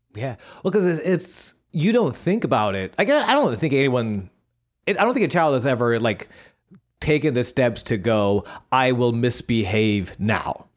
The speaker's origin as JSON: {"language": "English", "town": "Buffalo", "region": "New York", "country": "United States", "tie": "born or raised there"}